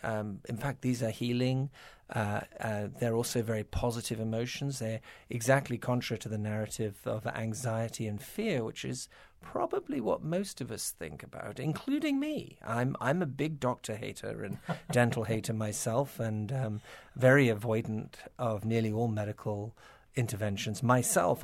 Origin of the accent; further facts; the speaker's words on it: United Kingdom; moved away as an adult; also born or lived in Toronto, Canada; now in United States; I was born in Toronto, not so far away. But yes, I was gro-, I did grow up in, in Britain and, uh, worked in the British National Health for twelve years